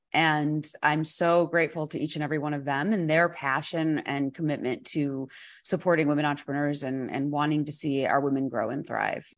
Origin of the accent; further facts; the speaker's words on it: New York, United States; being a New Yorker